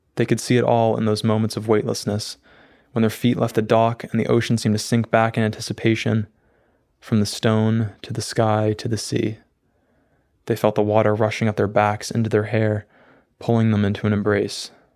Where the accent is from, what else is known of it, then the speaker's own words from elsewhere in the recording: Maine, United States; also born or lived in Belfast, Maine / Brunswick, Maine; I always wanted to, to leave Maine. I, I was planning on going to, to California, to New York City for college, and I ended up staying here